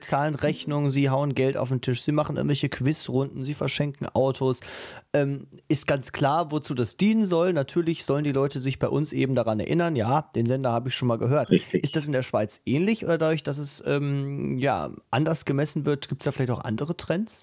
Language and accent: German; Germany; bei uns in Deutschland